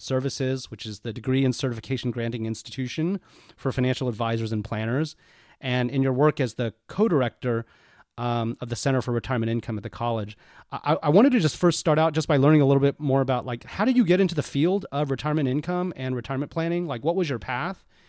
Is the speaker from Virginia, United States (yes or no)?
no; Houston, Texas, United States; also born or lived in Austin, Texas; I'm Texas born and bred, not Dallas, but I grew up in Houston and, um, went to college in Austin.